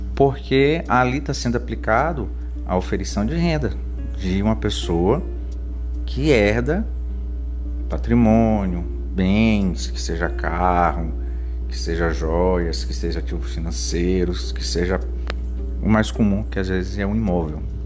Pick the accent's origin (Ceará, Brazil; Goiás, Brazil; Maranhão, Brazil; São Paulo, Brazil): Maranhão, Brazil; São Luís; eu sou de São Luís do Maranhão